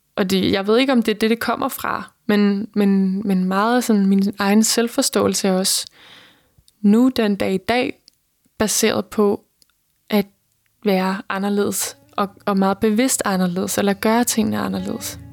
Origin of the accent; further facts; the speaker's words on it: between Holbæk and Roskilde, Zealand, Denmark; jeg voksede op på Midtjylland, mellem Holbæk og Roskilde